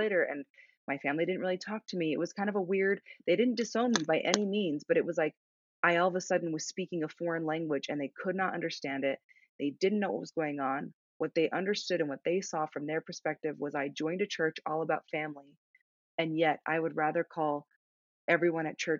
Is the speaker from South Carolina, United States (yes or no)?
no; Sedona, Arizona, United States; My hometown is Sedona, Arizona